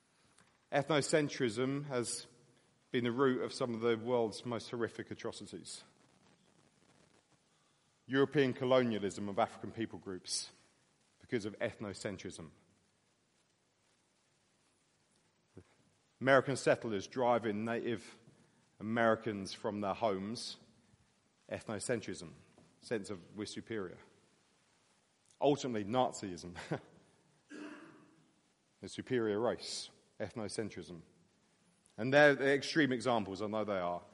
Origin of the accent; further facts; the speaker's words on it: United Kingdom; I'm grateful for being British